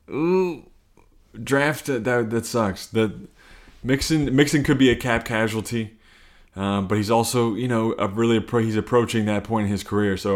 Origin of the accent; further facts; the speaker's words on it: Cincinnati, Ohio, United States; which is true, but I'm mostly from Cincinnati, Ohio.